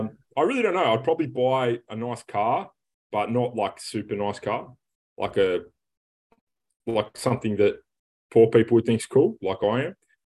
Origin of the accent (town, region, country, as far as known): Australia